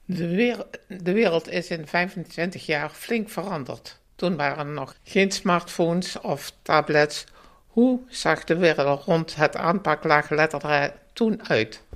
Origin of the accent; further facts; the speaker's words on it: Oirschot area, North Brabant, Netherlands; kom uit Alerikstel